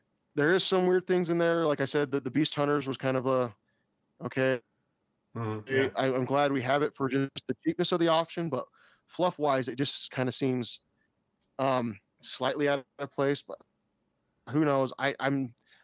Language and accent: English; United States; I am American